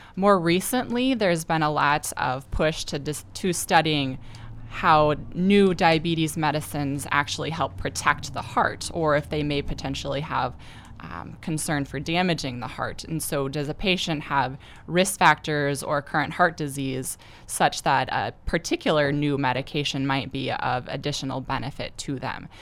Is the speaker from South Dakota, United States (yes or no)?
yes; Gettysburg, South Dakota, United States; I'm from Gettysburg originally.